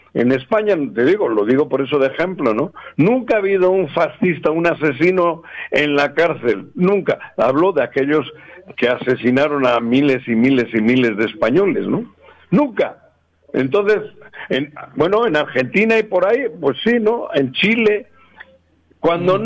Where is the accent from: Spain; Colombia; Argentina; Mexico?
Mexico; Cuernavaca, Morelos; moved away; also born or lived in Jalisco; soy de Cuernavaca